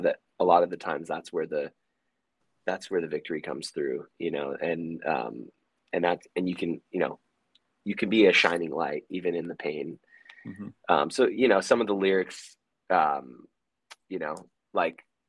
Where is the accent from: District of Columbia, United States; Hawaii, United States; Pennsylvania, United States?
Hawaii, United States; We're from Hawaii